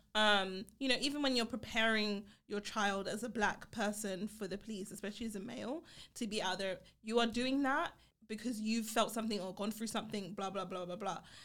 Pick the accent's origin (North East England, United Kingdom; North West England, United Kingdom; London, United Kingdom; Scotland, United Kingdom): London, United Kingdom; I grew up in Brixton, uh, Brixton Hill in the U K, right? Um, in London.